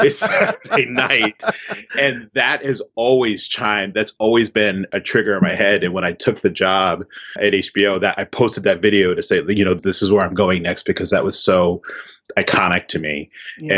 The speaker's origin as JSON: {"language": "English", "town": "Columbus", "region": "Ohio", "country": "United States", "tie": "born or raised there", "said": "I loved Columbus, Ohio. I have so many memories of what it was like growing up in Columbus."}